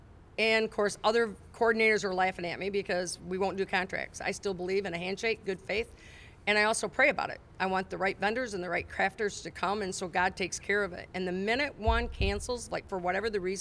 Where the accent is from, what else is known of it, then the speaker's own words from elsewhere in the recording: Climax, Michigan, United States; my hometown